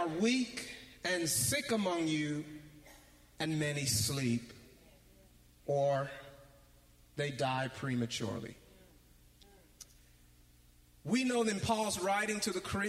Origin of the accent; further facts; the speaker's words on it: Canada; when I was growing up in Canada. I was in junior high school.